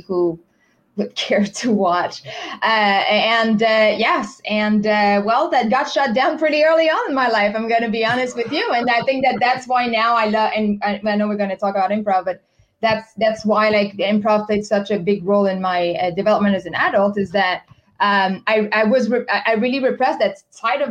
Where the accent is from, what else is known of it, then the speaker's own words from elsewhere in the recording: Quebec City, Quebec, Canada; first language French; English is a second language; moved away as an adult; also born or lived in China / Spain; I'm from Quebec City.